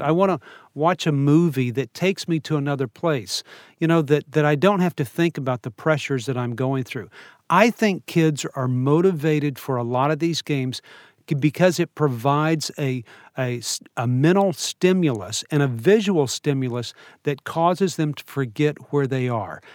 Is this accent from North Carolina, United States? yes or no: no; New Orleans, Louisiana, United States; I grew up in New Orleans